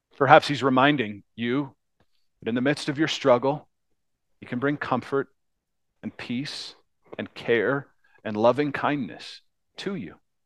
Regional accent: United States; as Americans

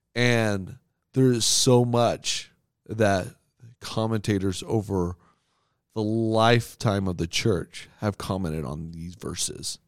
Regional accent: United States; As an American

